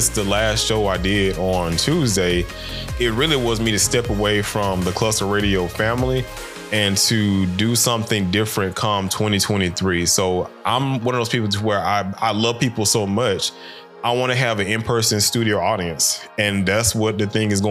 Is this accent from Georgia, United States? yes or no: yes; Macon, Georgia, United States; I come from the deep South, from out of Macon, Georgia. And I grew up in the old time South